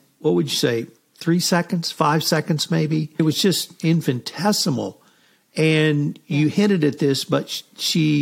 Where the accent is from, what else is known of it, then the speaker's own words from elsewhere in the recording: United States; being an American